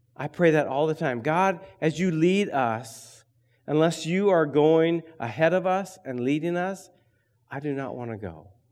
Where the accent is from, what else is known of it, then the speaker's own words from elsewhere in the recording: Berrien, Michigan, United States; I grew up in Berrien